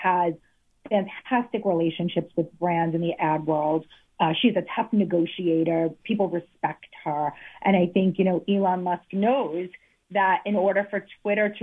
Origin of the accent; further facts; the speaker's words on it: Italy; now in United States; I come from Italy